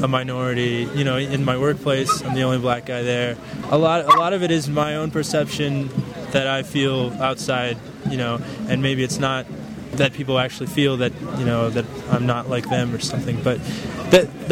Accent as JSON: {"language": "English", "area": "Bay Area", "region": "California", "country": "United States", "moved": "yes", "lives_now": "New York, United States", "said": "From the Bay Area, California, but right now I live in New York."}